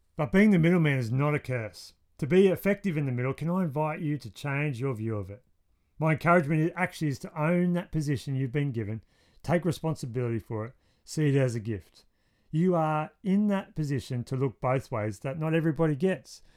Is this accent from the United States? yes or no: no; Wollongong, New South Wales, Australia; my hometown of Wollongong's pretty great. That's where we live